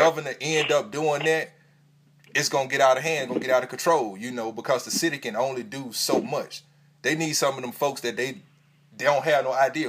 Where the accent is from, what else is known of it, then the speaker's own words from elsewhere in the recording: Birmingham, Alabama, United States; my hometown of Birmingham